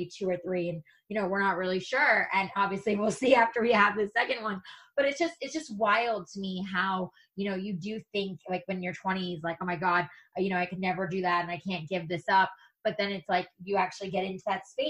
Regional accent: New York, United States; moved away as an adult; now in Los Angeles, United States; Justin, my husband, you know, we're from New York. He followed me to LA, you know, a decade ago now.

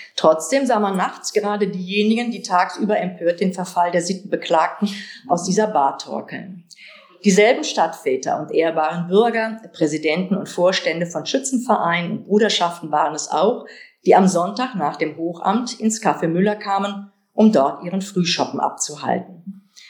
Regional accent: Kevelaer, North Rhine-Westphalia, Germany; moved away; Kevlar, meinen Geburtsort

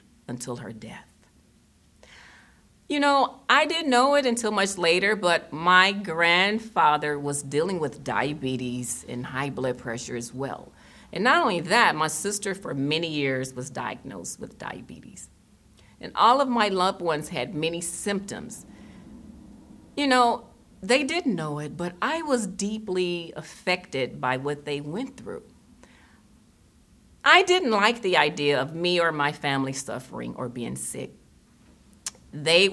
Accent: Tennessee, United States; moved away as an adult; also born or lived in Germany / Boston, Massachusetts; I was born in Germany and raised in Tennessee, and where I'm from, there weren't a lot of vegetarians

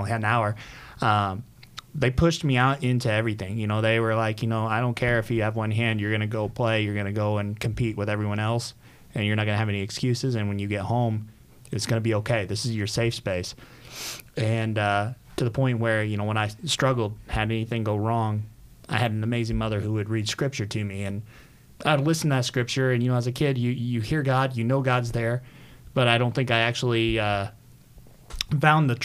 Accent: Southern Illinois, United States; now in West Chester, PA, United States; I was born in Southern Illinois, about 6 hours south of Chicago

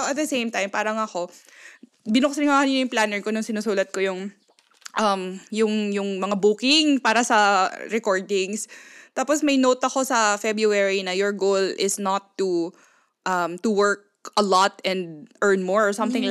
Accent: Pampanga, Central Luzon, Philippines; first language Kapampangan; Tagalog is a second language; now in Japan; ang first language namin pare-parehas ay Kapampangan

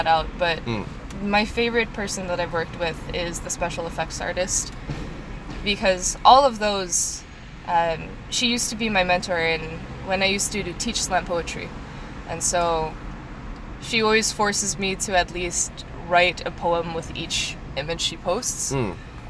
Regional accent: Philippines; I am Filipino. Trust we.

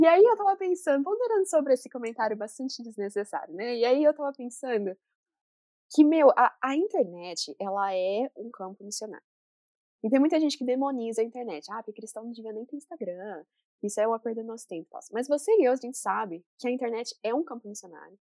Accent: Brazil; moved away as an adult; now in United States; eu sou brasileira.

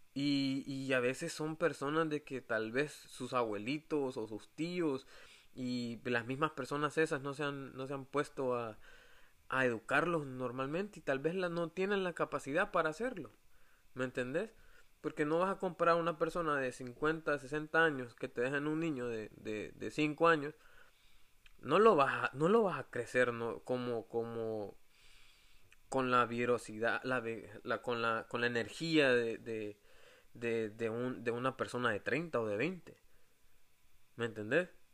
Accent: El Salvador; moved away; nosotros como salvadoreños

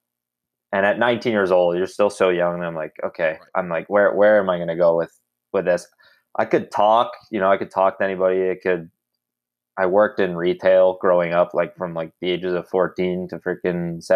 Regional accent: Ottawa, Ontario, Canada; I'm actually from Ottawa, Canada, born and raised, 24 years old

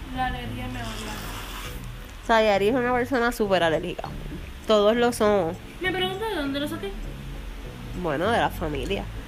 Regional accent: Arecibo, Puerto Rico; accent: puertorriqueño; Pues somos puertorriqueños. Así que casi pues somos de Arecibo

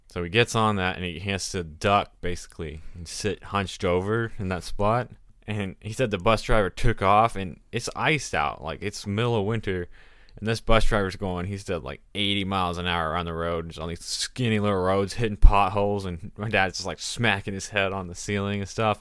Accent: Texas, United States; I'm from Texas

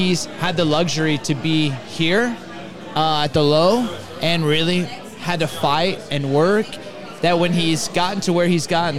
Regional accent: Southern California, United States; also born or lived in Ventura County / Chicago; now in Phoenix, United States; I'm originally from Southern California.

